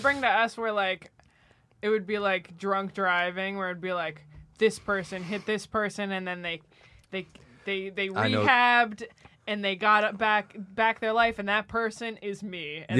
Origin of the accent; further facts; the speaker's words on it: New Jersey, United States; And it was like, don't go tan, because I'm from New Jersey, so obviously tanning was a thing.